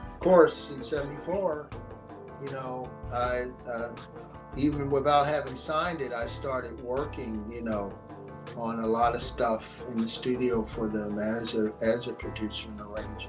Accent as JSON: {"language": "English", "town": "Philadelphia", "region": "Pennsylvania", "country": "United States", "tie": "born or raised there", "said": "I was born in Bryn Mawr, but I lived in North Philly, which was a black projected area, you know."}